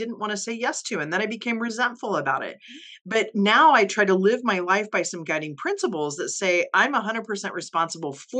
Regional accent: Midwest, United States; also born or lived in Kansas City; I grew up in the Midwest too, and lived in Kansas City for years.

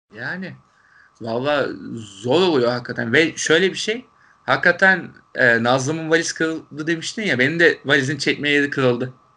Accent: Turkey; Türkiye'den gelen Türkler olduğumuzu

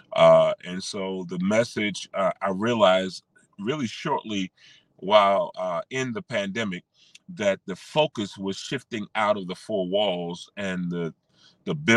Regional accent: Washington, District of Columbia, United States; moved away as an adult; now in Charlotte, United States; Born and raised in Washington, D.C. We call it affectionately the DMV.

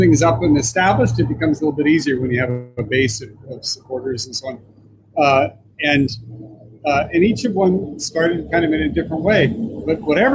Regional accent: Iowa City, Iowa, United States; moved away; I grew up in Iowa City, Iowa, which was a university community.

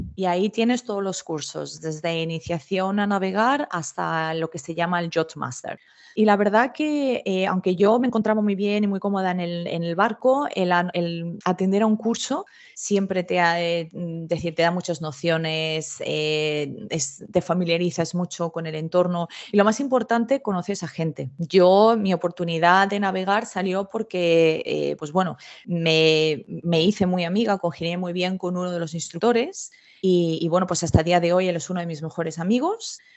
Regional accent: Madrid, Community of Madrid, Spain; now in Australia; yo soy de Madrid. Lo que pasa es que yo tengo la mitad de mi familia es de Galicia

